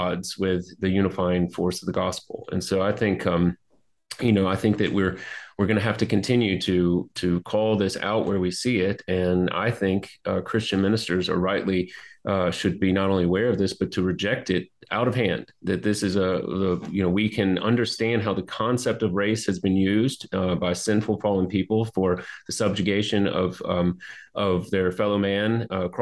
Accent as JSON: {"language": "English", "region": "Deep South", "country": "United States", "tie": "born or raised there", "lives_now": "South Carolina, United States", "said": "I grew up in the Deep South"}